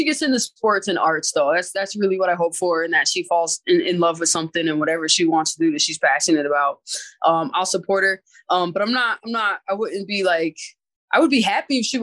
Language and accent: English; Springfield, Massachusetts, United States; born or raised there; moved away as an adult